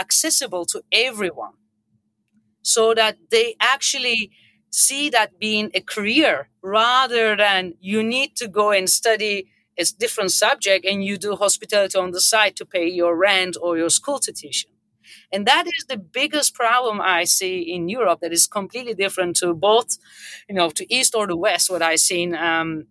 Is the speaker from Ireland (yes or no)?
no; Turkey; moved away as an adult; also born or lived in United States; I live, born and raised in Turkey. I went to the hospitality school in Turkey.